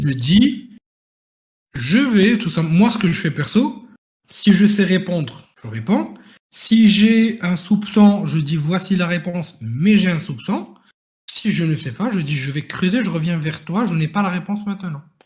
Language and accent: French; Morocco; moved away as an adult; now in France; je venais du Maroc